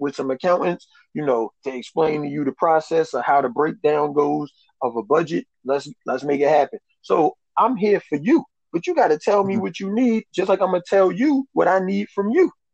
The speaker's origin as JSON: {"language": "English", "region": "New York", "country": "United States", "tie": "born or raised there", "also_born_or_lived": "Albany, New York", "moved": "as an adult", "said": "I actually I'm from New York"}